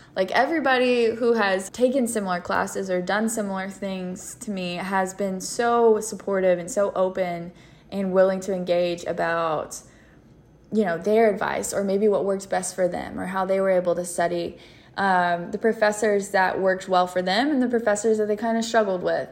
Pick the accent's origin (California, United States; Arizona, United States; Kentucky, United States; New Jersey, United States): Kentucky, United States; London; I am from London, Kentucky, so it's like the southeastern part of the state